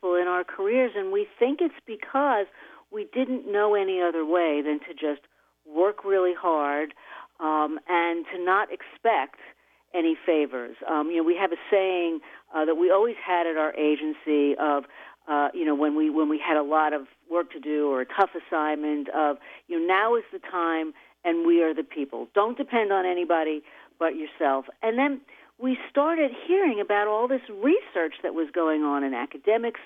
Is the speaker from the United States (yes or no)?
yes; New York City, New York, United States; I'm a girl from the Bronx, so I did grow up a little gritty